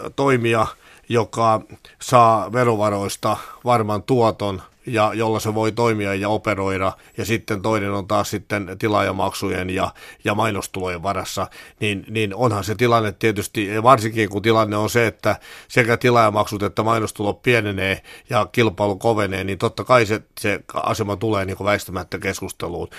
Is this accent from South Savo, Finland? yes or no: no; Pirkanmaa, Finland; mä tulen itse Pirkanmaalta